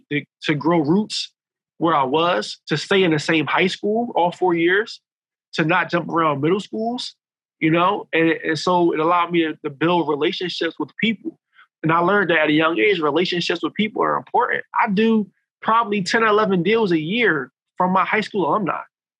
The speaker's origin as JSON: {"language": "English", "town": "Philadelphia", "region": "Pennsylvania", "country": "United States", "tie": "born or raised there", "said": "I grew up in a section of North Philly called Logan."}